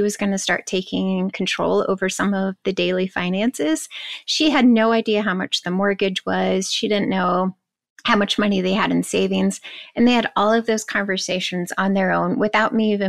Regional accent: Kansas, United States; I'm from Kansas.

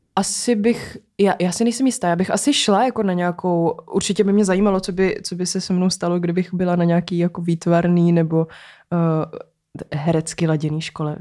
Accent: Prague, Czechia; Vyrůstala jsem na Barandově

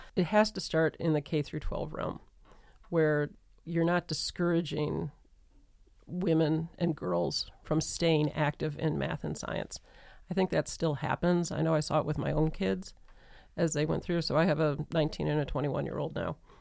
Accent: Detroit, Michigan, United States; I grew up in the Metro Detroit area

